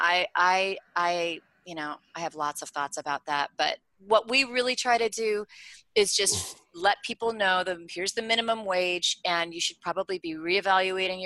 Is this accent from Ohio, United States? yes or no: no; New York City, New York, United States; I'm from New York City